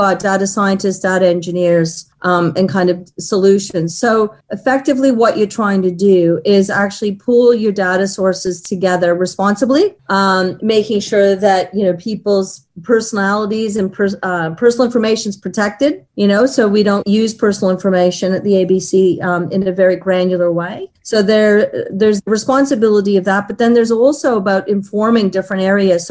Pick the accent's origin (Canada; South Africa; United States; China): Canada; Toronto, Ontario; moved away as an adult; now in Sydney, Australia; I was born and raised in Toronto, Canada.